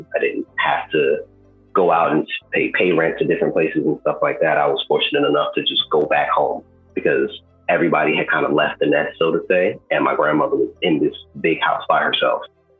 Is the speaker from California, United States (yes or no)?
no; New York City, New York, United States; moved away; also born or lived in Atlanta, Georgia / Miami, Florida; I'm originally from Brooklyn, New York, and growing up there, it was the mecca of art.